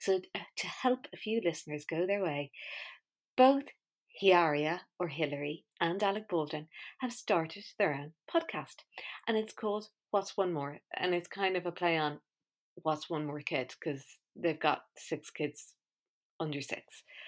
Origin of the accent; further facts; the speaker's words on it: Balearic Islands, Spain; be asked about what it was like growing up in Mallorca. You kind of go, oh, no, I just have a weird accent.